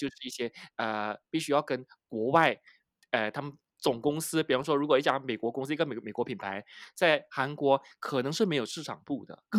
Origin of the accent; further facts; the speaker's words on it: Malaysia; 我就说我是马来西亚来的。如果对方不喜欢我的口音，觉得我从马来西亚来，我的出身比较卑贱的，那没有办法啊，因为那还是事实。